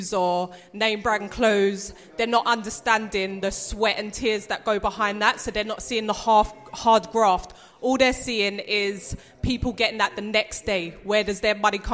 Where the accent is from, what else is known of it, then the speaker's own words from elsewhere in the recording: London, United Kingdom; I'm from Deptford